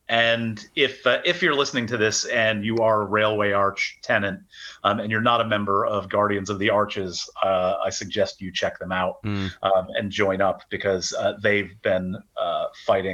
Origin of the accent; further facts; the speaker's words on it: Syracuse, New York, United States; moved away as an adult; now in London, United Kingdom; New York, right, upstate, okay. So yeah. Syracuse area, almost Canada.